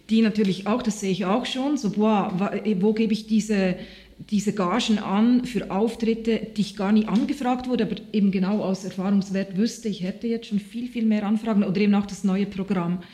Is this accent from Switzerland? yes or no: yes; Switzerland; ich bin jetzt sehr, sehr froh, bin ich Schweizer Künstlerin und nicht irgendwo anders.